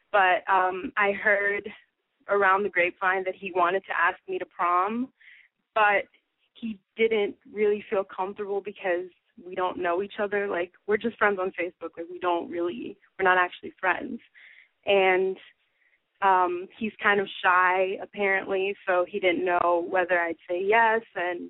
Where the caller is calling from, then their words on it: New York, United States; I'm 18, and I'm from New York.